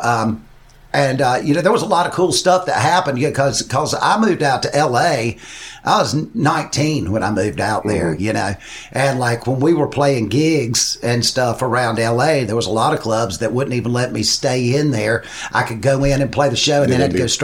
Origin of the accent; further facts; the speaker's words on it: Shelby, North Carolina, United States; moved away as an adult; also born or lived in Los Angeles, California; growing up in Shelby, North Carolina